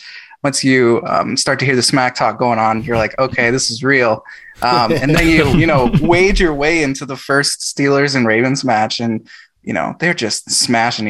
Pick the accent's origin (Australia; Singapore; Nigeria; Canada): Canada; moved away; I'm originally from Canada